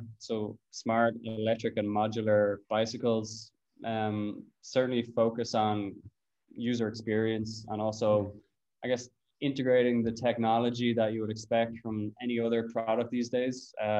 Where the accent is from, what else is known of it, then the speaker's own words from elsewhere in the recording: Cabinteely, Leinster, Ireland; We built these kind of mountain bike tracks in Cabinteely Park.